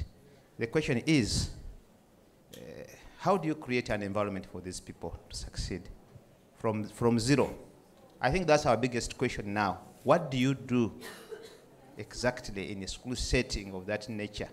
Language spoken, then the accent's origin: English; Uganda; I come from Uganda.